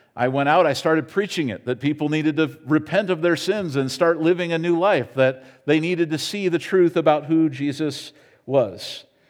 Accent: United States; as an American

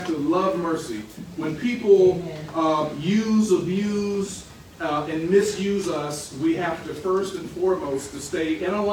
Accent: Richmond, United States; moved away; my hometown of Richmond

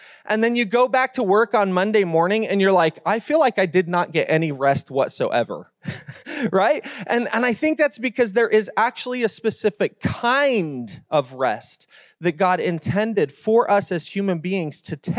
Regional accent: Utah, United States; now in Las Vegas, United States; I'm new to Las Vegas. I don't think we have four seasons here. I'm from Northern Utah where we get real four seasons, right?

